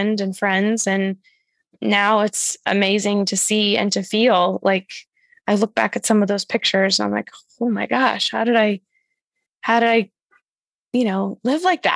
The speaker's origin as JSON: {"language": "English", "region": "Massachusetts", "country": "United States", "tie": "born or raised there", "moved": "as an adult", "lives_now": "New York City, United States", "said": "my hometown of Massachusetts and I've been in New York City"}